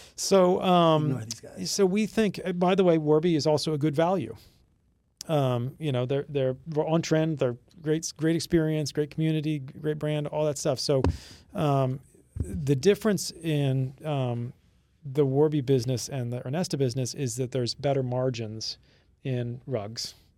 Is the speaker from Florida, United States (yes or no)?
yes; Florida Keys, United States; growing up in the Florida Keys